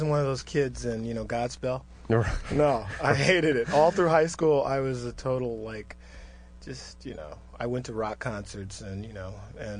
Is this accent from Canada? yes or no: no; Detroit, Michigan, United States; I grew up in Detroit, Michigan